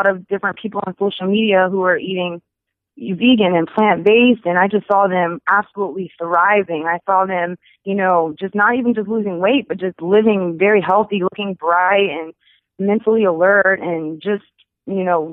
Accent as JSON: {"language": "English", "town": "Charleston", "region": "South Carolina", "country": "United States", "tie": "born or raised there", "said": "I was born and raised in Charleston, South Carolina."}